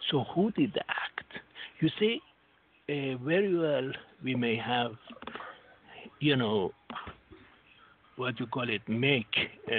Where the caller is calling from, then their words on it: Singapore; Yes, this is … from Singapore.